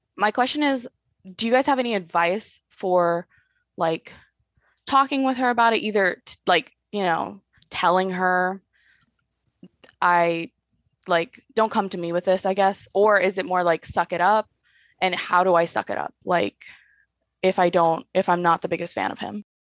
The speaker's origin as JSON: {"language": "English", "town": "Bakersfield", "region": "California", "country": "United States", "moved": "yes", "lives_now": "Orange County, United States", "said": "I'm technically, I'm from Bakersfield"}